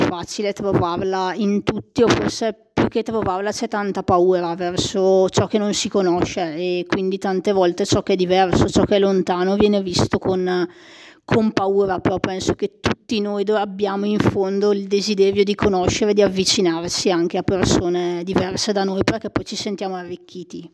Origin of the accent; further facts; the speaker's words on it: Molinetto, Lombardy, Italy; sono cresciuta in oratoria a Molinetto